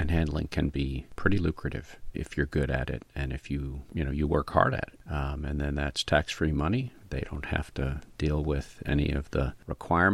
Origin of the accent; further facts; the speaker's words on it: New York, United States; I grew up here in New York, same town I live in now